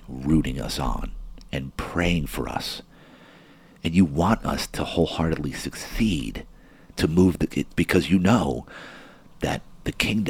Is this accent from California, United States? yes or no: no; New Jersey, United States; moved away; I'm from Jersey and I was in the military.